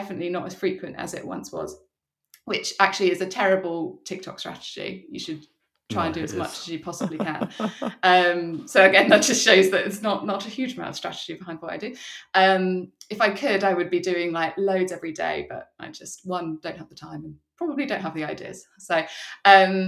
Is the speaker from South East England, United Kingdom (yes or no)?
yes; Surrey, South East England, United Kingdom; moved away as an adult; also born or lived in London; now in Brighton, United Kingdom; I'm from Surrey